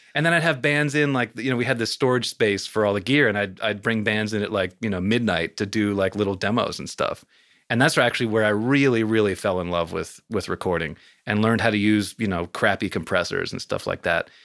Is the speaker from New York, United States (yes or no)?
yes; suburban New York, United States; I was born in New York City, grew up in suburban New York